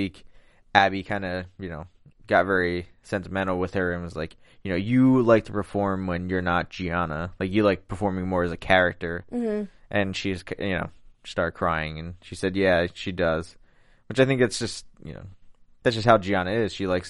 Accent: Philadelphia, Pennsylvania, United States; accent: Philly; I'm from Philly, so I got that accent.

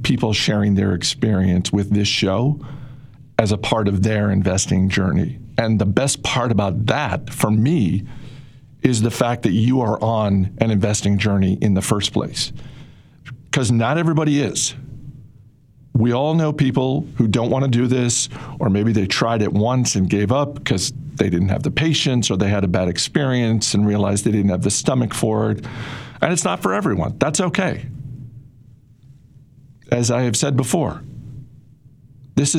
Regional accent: Maine, United States; I grew up in Maine, which is not a big state, in a town of 17,000 people

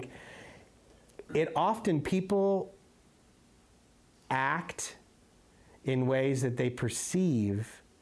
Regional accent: Arizona, United States; I grew up in Arizona.

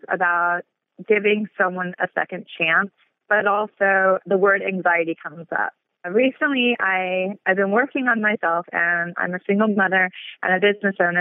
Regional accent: Los Angeles, California, United States; I'm born and raised in Los Angeles

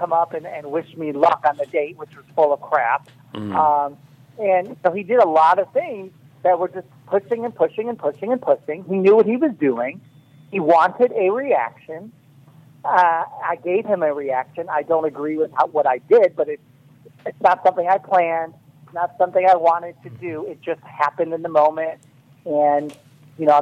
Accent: Chicago, Illinois, United States; I'm from Chicago

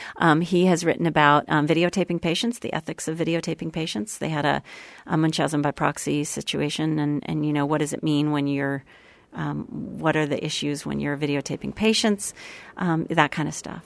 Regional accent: Sherborn, Massachusetts, United States; I grew up right outside of Boston

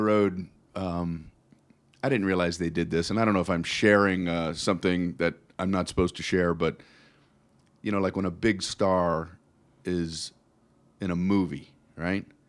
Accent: South Florida, United States; moved away as an adult; also born or lived in Tiffin, Ohio; now in Las Vegas, United States; I grew up in South Florida.

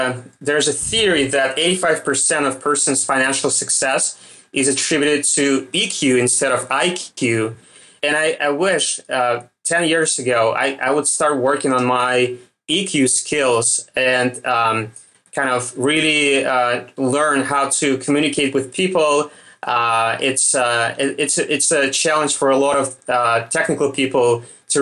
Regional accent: Russia; accent: Russian; my Russian accent

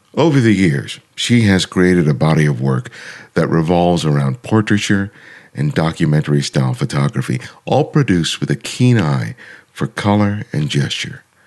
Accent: Los Angeles, California, United States; I grew up in South

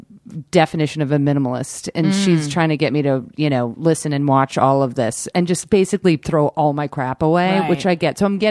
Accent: New York, United States; also born or lived in Rhode Island; New York and Rhode Island. Yeah. I'm obsessed with Rhode Island.

